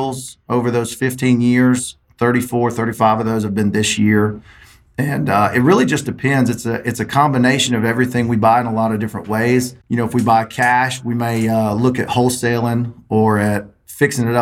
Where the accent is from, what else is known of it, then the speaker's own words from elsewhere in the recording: South Mississippi, United States; I'm from South Mississippi, about an hour north of the Gulf of Mexico and middle of nowhere.